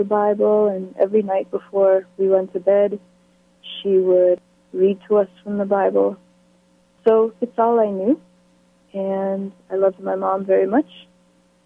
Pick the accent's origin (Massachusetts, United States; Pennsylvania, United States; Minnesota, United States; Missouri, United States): Massachusetts, United States; Falmouth; moved away; also born or lived in Antigua / Berkeley, California; I grew up in Falmouth, Massachusetts. I was born and raised in Falmouth until I was 9 years old